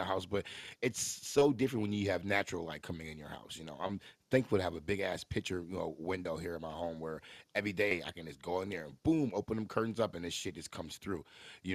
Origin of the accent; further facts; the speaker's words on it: Midwest, United States; we're from the Midwest